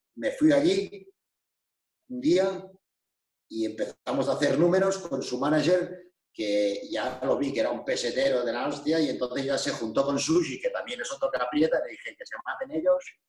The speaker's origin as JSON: {"language": "Spanish", "country": "Andorra", "said": "soy de Andorra."}